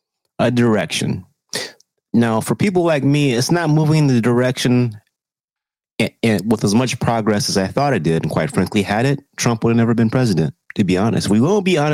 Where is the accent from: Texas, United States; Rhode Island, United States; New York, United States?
Texas, United States; Texas, my home state